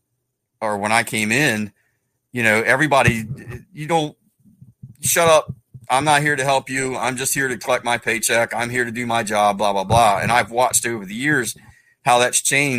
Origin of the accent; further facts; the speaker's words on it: Salisbury, Maryland, United States; also born or lived in Parsonsburg, Maryland; I grew up in Salisbury, but I didn't grow up in the Salisbury Fire Department.